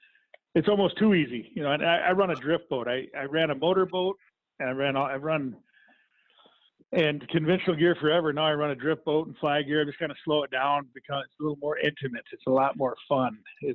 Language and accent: English; Midwest, United States; I grew up in the Midwest, so I have a level diamond plate casting deck